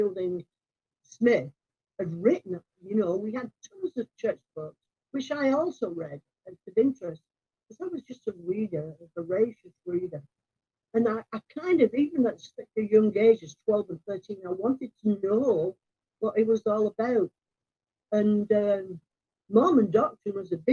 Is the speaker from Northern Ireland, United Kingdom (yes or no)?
no; Rochdale, North West England, United Kingdom; moved away; also born or lived in Seattle / Salt Lake City / Italy / Germany; I'm from Rochdale